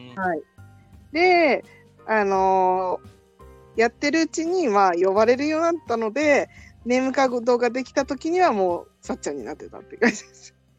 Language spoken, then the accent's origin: Japanese; Tokyo, Japan; 地元は東京です。